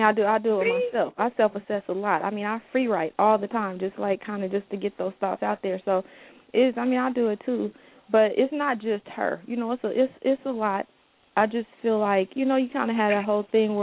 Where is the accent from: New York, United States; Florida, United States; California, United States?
California, United States; Oakland; I grew up in West Oakland with a single parent